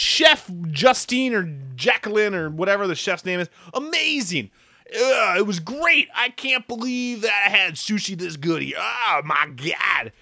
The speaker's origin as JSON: {"language": "English", "region": "Midwest", "country": "United States", "said": "I'm from the Midwest"}